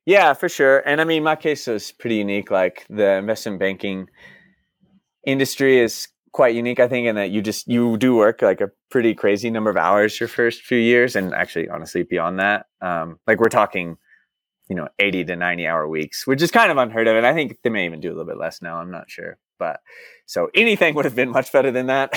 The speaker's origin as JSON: {"language": "English", "town": "Dallas", "region": "Texas", "country": "United States", "also_born_or_lived": "Austin, United States / New York City, United States / Santiago, Chile / Buenos Aires, Argentina", "moved": "as an adult", "said": "I'm actually originally from Dallas, Texas"}